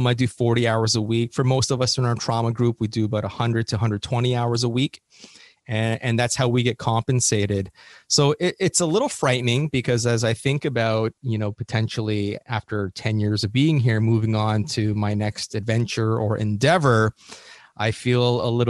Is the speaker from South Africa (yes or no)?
no; Canada; moved away as an adult; now in Los Angeles, United States; as a Canadian